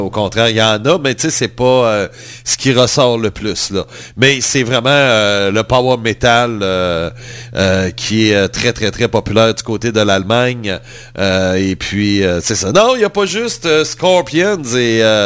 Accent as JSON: {"language": "French", "region": "Quebec", "country": "Canada", "said": "en tant que Québécois"}